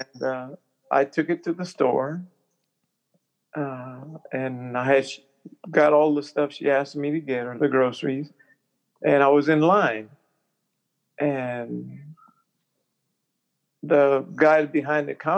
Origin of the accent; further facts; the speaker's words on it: Topeka, Kansas, United States; also born or lived in Indianola, Mississippi; I was born in Indianola, Mississippi, which is in the Delta, but I was raised in Topeka, Kansas.